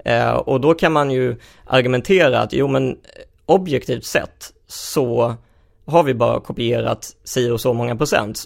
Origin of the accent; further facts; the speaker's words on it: Helsingborg, Skåne, Sweden; jag växte upp i Helsingborg